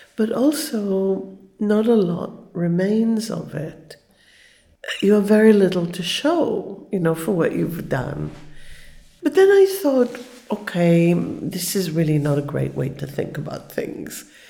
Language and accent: English; Israel; I was born in Israel. It was a very new country. Everything was invented